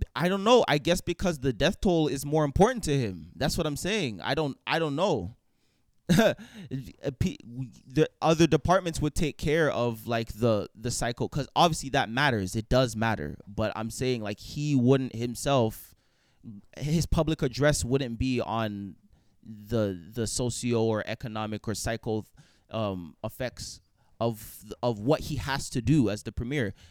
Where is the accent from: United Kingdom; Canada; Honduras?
Canada; as a Canadian